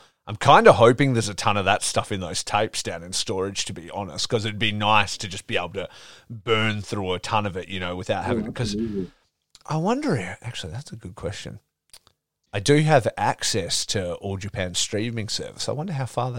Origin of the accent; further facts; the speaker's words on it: Geraldton, Western Australia, Australia; now in Perth, Australia; growing up in Geraldton, which is a country town from, you know, from here, I'm in the Perth, the city here